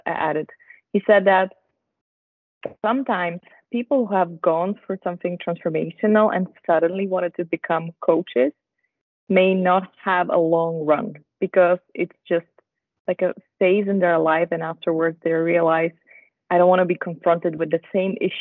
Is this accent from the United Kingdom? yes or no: no; Slovakia; also born or lived in Netherlands / Switzerland; now in Basel, Switzerland; I'm originally from Slovakia, married to a Dutch guy, and I live in Basel together with him and our dog